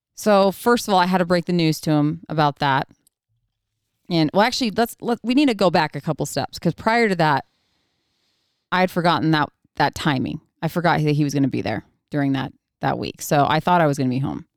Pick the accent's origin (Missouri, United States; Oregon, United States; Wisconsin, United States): Oregon, United States; moved away; we were born and raised in Oregon, so he still actually lives on the small ranch that I was raised on